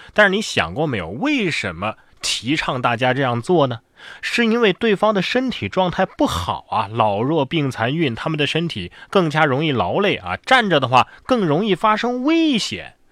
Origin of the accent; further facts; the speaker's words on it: China; 我们中国人都比较推崇饭桌文化